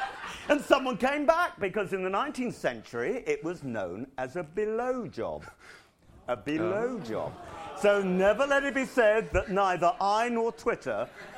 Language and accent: English; Rottingdean, South East England, United Kingdom; because I'm actually from Rottingdean near Brighton.